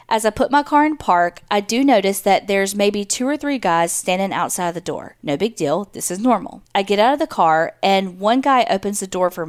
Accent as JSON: {"language": "English", "town": "Mobile", "region": "Alabama", "country": "United States", "tie": "born or raised there", "said": "You can use my name. I currently live in Georgia, but I'm from Mobile, Alabama."}